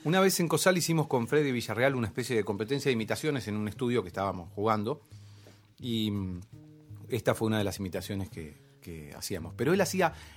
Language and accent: Spanish; Necochea, Buenos Aires Province, Argentina; moved away; yo crecí en Necochea y allá algunas cosas no llegaban.